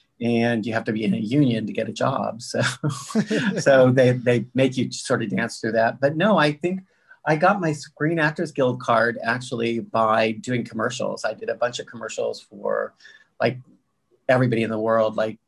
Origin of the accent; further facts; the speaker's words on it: Kansas City, Missouri, United States; I'm from Kansas City, Missouri. It's where I grew up between. Well, like, when I was growing up, Kansas City wasn't what it is now. It was like, I grew up outside of town in a basic farming community.